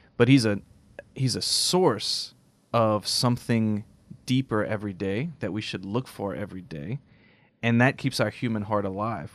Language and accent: English; United States; I love being American.